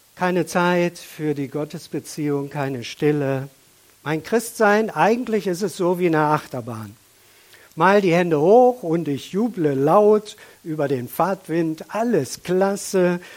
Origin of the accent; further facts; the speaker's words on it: Germany; auch wir als Deutsche